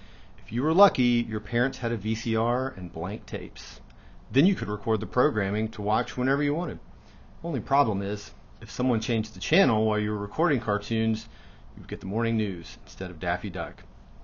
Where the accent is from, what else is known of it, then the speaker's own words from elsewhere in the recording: United States; a member here at Roswell Presbyterian Church. Just like most young boys growing up in America in the 1980s